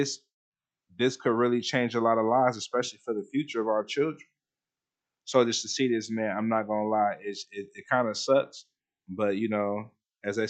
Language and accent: English; United States; As an American, especially a one with this type of skin color